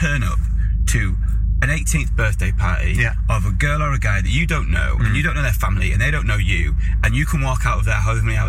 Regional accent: Carlisle, North West England, United Kingdom; moved away as an adult; also born or lived in London; my town where I grew up in Carlisle.

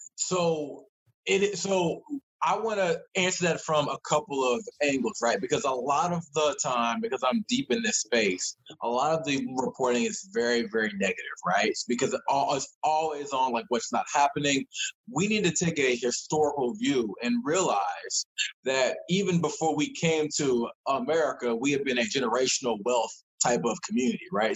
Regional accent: Columbia, Maryland, United States; I'm from Maryland. Uh, grew up uh, in uh, the Laurel, Columbia area

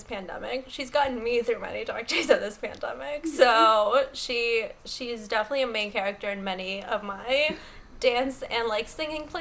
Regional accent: Uruguay; I'm from Uruguay

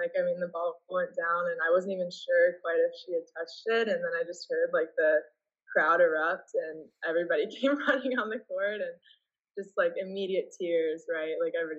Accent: Canada; You know, just implying that like because I'm playing here, they should know that I'm Canadian.

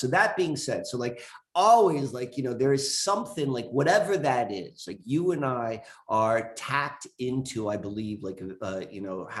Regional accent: Columbia, Maryland, United States; also born or lived in Richmond, Virginia; I grew up in Columbia, Maryland.

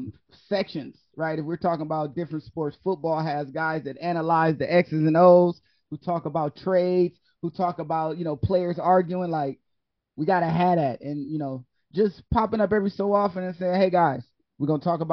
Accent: Ohio, United States; now in Miami, United States; I live in Miami now, right? I'm born and raised in Ohio

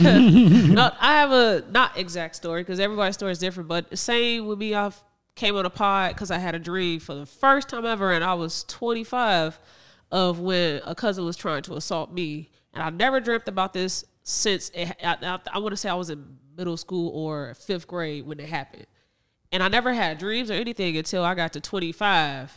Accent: Northwest Indiana, United States; We are from Northwest Indiana in the Chicagoland area

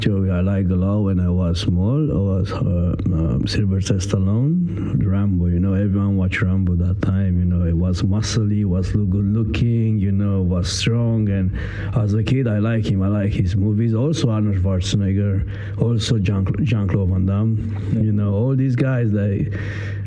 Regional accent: Italy; English is a second language; moved away as an adult; now in London, United Kingdom; I came from Italy. In UK, I am already 7 years, something like that.

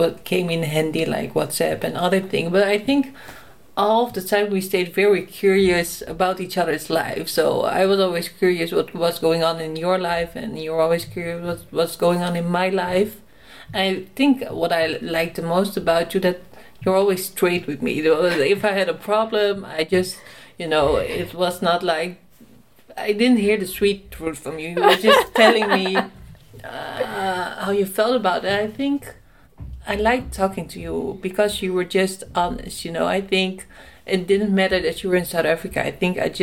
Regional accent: Netherlands; I'm from the Netherlands.

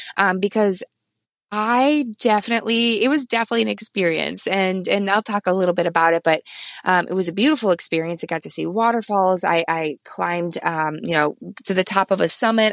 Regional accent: Midwest, United States; now in Vermont, United States; I'm from the Midwest

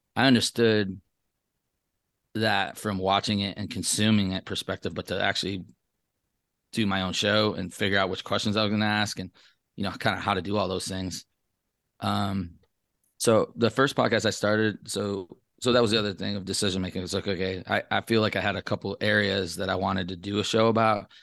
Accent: Traverse City, Michigan, United States; moved away as an adult; now in Las Vegas, United States; I grew up in Traverse City, Michigan

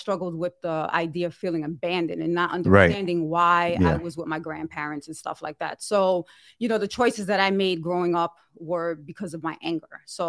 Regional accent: New York City, New York, United States; moved away as an adult; now in Plainville, United States; Well, I'm originally from New York.

